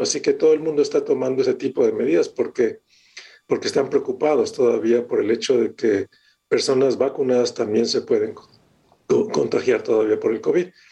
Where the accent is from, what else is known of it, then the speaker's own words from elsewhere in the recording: Mexico; moved away as an adult; yo hace muchos, muchos años que salí de México. Ya en enero van a ser 40 años.